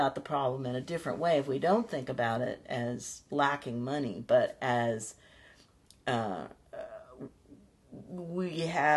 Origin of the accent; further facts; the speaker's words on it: Midwest, United States; I grew up in the Midwest